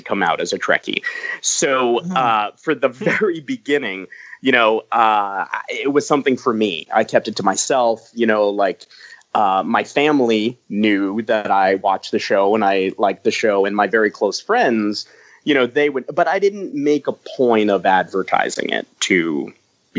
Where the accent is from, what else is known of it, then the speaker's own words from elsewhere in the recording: New York, United States; I grew up on Staten Island in New York